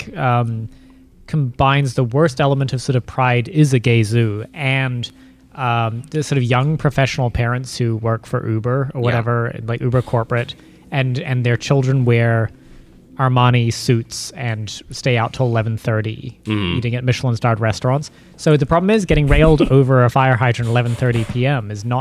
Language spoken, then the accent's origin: English; New Zealand; I'm from New Zealand